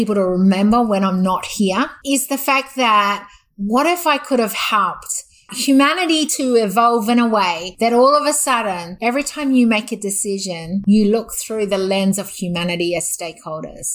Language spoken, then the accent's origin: English; New Zealand; moved away as an adult; now in Australia; I was brought up half my life, actually less than half my life now, scariest truth, was in New Zealand. And I've actually lived and spent more years as an Australian